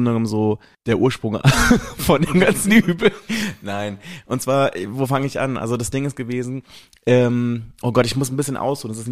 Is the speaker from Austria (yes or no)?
no; Italy; ich bin eigentlich Italiener